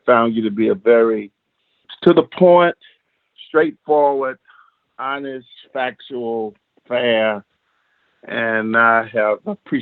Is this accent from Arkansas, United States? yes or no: yes; Pine Bluff, Arkansas, United States; moved away as an adult; also born or lived in Arkadelphia, Arkansas; born and raised in a city called Pine Bluff, state of Arkansas, where I basically resided until I was 27 years of age.